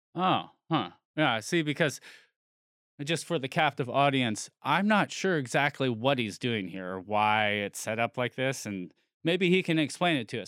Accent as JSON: {"language": "English", "area": "near San Francisco", "region": "California", "country": "United States", "tie": "born or raised there", "said": "I grew up near San Francisco"}